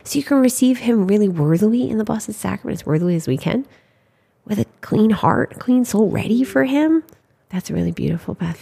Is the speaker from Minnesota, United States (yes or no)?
yes; Saint Paul, Minnesota, United States; I'm from Saint Paul, Minnesota.